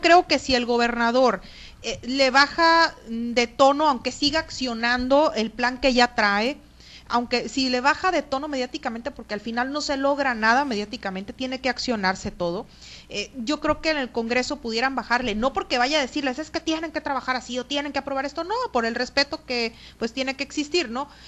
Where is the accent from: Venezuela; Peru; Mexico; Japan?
Mexico; Sinaloa; somos todos los sinaloenses